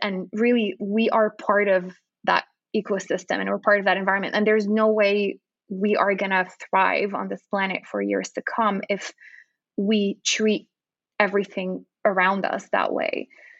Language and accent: English; Lima, Peru; at the time when I was growing up in Lima, there was zero nonprofits that supported animals.